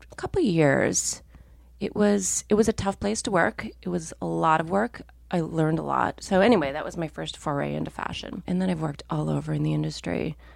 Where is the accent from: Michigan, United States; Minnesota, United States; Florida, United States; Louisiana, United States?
Minnesota, United States; I grew up in Minnesota, where people did not care deeply about clothes